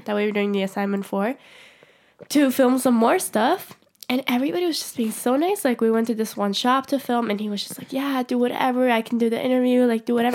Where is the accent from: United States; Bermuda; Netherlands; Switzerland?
Switzerland; I would have to go to Zurich from my hometown, which is, like, a two-hour train ride